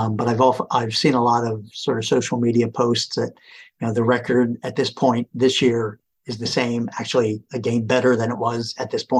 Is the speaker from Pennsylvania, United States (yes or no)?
yes; Philadelphia, Pennsylvania, United States; also born or lived in Allentown, Pennsylvania / Italy; I am from the Philadelphia area. I taught in Allentown, Pennsylvania for a long time. Now back here in Philadelphia. These are my roots